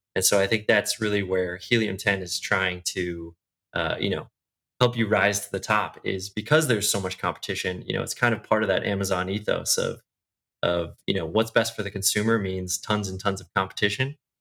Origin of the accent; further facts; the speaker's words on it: outside of Chicago, Illinois, United States; moved away as an adult; also born or lived in Bay Area; now in Irvine, United States; I grew up outside of Chicago, actually. So I was there until college